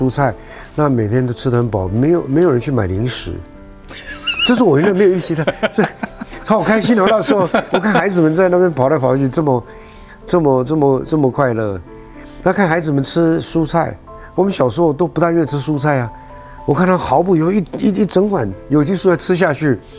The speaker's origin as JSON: {"language": "Chinese", "country": "Taiwan", "said": "就是维持我们台湾人 的可爱的地方，就是随时愿意帮助旁边的人，随时愿意伸出援手来"}